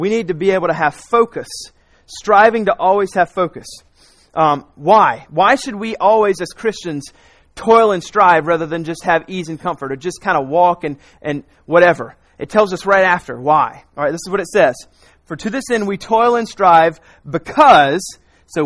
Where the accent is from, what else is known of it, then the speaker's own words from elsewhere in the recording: South Carolina, United States; also born or lived in Raleigh, North Carolina; I grew up in South Carolina